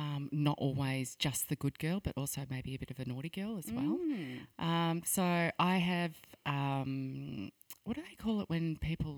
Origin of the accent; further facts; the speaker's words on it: Phillip Island, Victoria, Australia; Phillip Island.